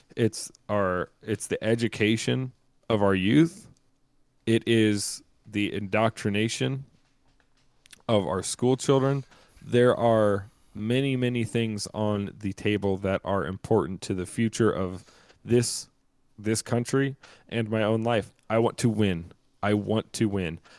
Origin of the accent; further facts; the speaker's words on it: the South, United States; when I was younger, growing up in the South